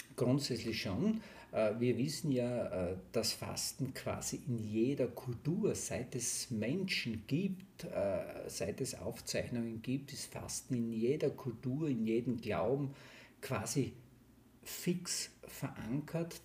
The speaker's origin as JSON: {"language": "German", "region": "southern Styria", "country": "Austria", "said": "ich komme aus der Steiermark, Südsteiermark"}